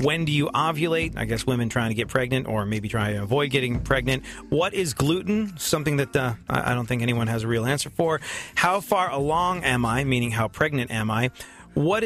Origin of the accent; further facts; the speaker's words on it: London, United Kingdom; growing up in London